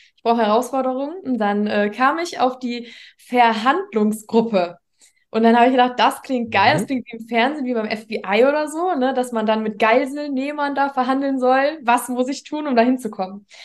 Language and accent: German; near Düsseldorf and Mönchengladbach, North Rhine-Westphalia, Germany; Nordrhein-Westfalen, in der Nähe von Düsseldorf und Mönchengladbach